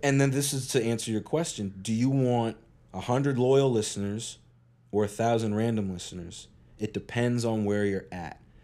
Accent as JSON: {"language": "English", "town": "Eastern Passage", "region": "Nova Scotia", "country": "Canada", "tie": "born or raised there", "said": "I grew up in Eastern Passage."}